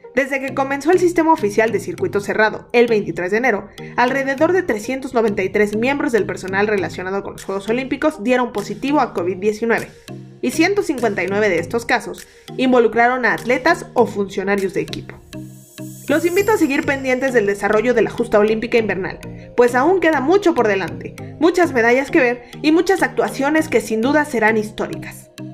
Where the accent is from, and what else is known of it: Mexico